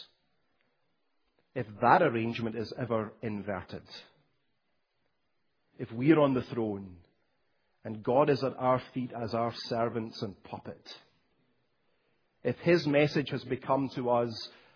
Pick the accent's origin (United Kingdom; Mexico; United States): United Kingdom; Scotland; When I was growing up in Scotland